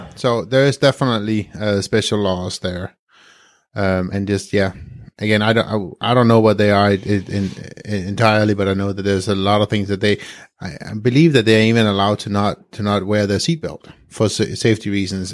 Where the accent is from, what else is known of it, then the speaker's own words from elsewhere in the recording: Denmark; English is a second language; moved away; I'm from Denmark.